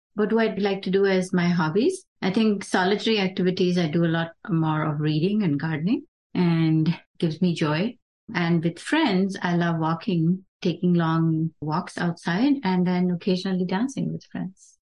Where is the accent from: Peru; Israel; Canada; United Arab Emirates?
United Arab Emirates; Dubai; now in United States; we grew up in Dubai